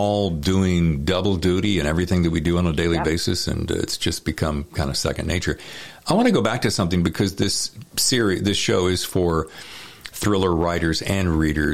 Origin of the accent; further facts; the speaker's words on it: the South, United States; I'm from the South